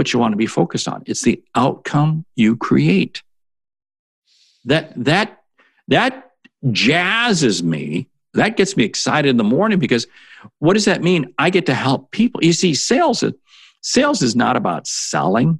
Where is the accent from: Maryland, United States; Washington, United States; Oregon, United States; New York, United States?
Washington, United States; Seattle; I grew up in Seattle